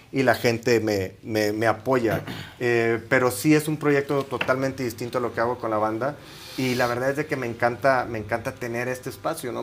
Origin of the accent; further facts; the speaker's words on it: Matamoros, Tamaulipas, Mexico; soy de Matamoros, Tamaulipas.